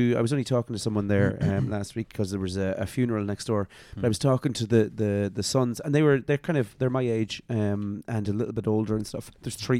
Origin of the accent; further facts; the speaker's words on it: Trim, Leinster, Ireland; because I was a townie, is what they called me. So we came from Trim, living in the middle of the town, out to the country.